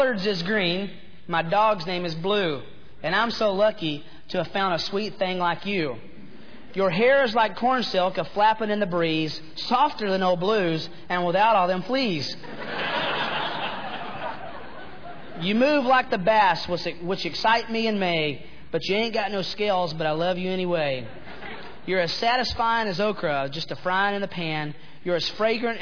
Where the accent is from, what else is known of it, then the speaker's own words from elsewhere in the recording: Chattanooga, Tennessee, United States; moved away; I am from Chattanooga, Tennessee. I am a hick